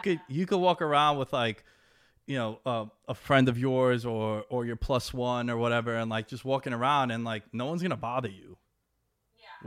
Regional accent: New York, United States; I'm from New York

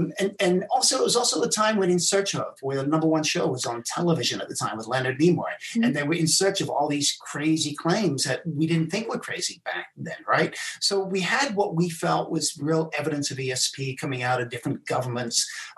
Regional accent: South Africa; also born or lived in England; I was born in England. I left when I was 9. I went to South Africa. It was while I was in South Africa that I was abandoned by my mom.

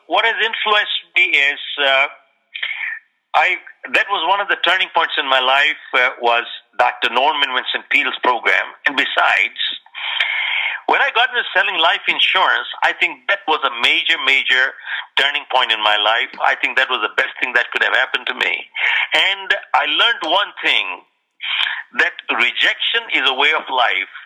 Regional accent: India; moved away as an adult; also born or lived in Toronto, Canada; now in United States; I was born in India

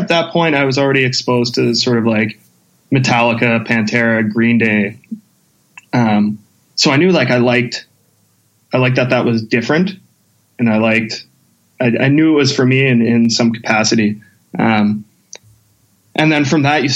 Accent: St. Albert, Alberta, Canada; also born or lived in Whitehorse, Yukon; I grew up in St. Albert, which was like, at the time, it wasn't too big.

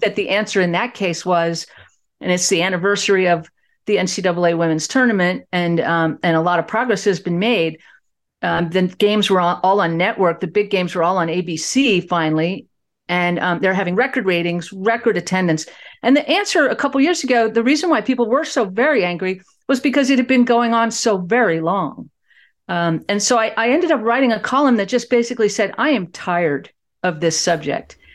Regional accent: Fort Worth, Texas, United States; my hometown of Fort Worth, Texas

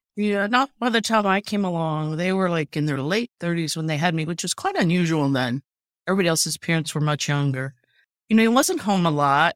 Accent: Urbana, Ohio, United States; I grew up in Urbana, it was a, it was a manufacturing town

